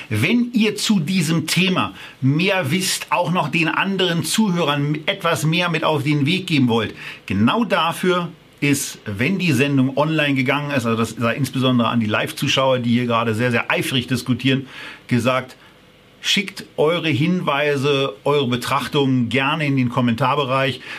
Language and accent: German; Berlin, Germany; Äh, das kann man als Berliner ganz gut ab